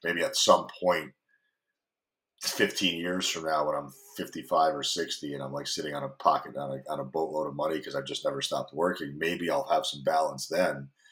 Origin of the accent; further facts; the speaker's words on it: Greenwich, Connecticut, United States; moved away as an adult; now in California, United States; Greenwich, Connecticut, where I grew up, or where I spent most of my time as an adult